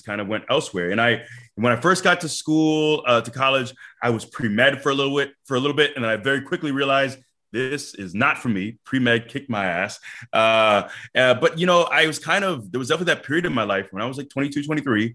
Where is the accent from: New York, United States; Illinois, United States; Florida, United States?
Florida, United States; Tampa; It's my hometown. You know, I'm born and raised in Tampa. I still live here